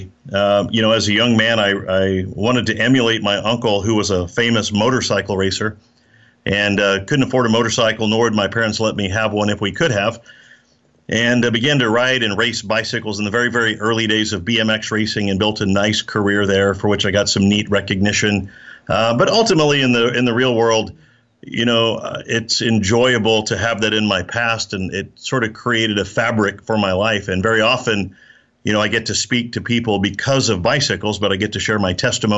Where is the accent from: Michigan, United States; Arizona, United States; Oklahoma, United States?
Oklahoma, United States; also born or lived in Austin, Texas; now in Texas, United States; I'm from Oklahoma, and I live in Texas